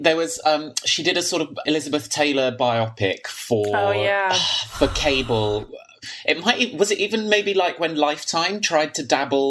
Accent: London, United Kingdom; And I'm from London.

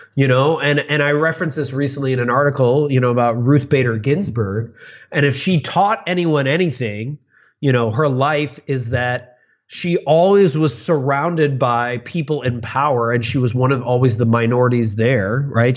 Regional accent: suburbs of Chicago, Illinois, United States; I grew up in the suburbs of Chicago

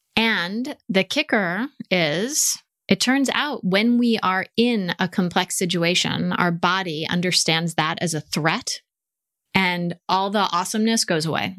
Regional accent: United States; accent: American; moved away

